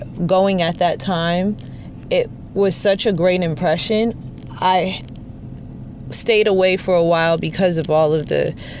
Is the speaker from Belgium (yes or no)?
no; United States; I was born and raised here in the States